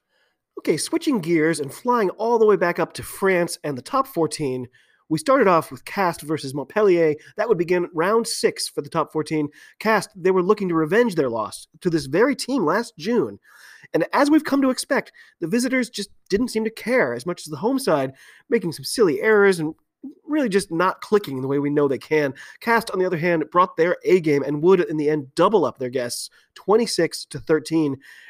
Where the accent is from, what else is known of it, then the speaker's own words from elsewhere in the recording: Waikato, New Zealand; I watched my, I guess you could say my hometown hero, Bodine Waka, win a championship last year for Waikato